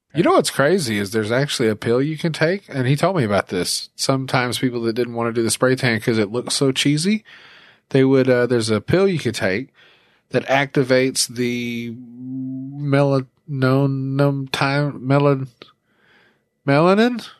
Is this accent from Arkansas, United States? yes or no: yes; Little Rock, Arkansas, United States; I'm from, I'm from Little Rock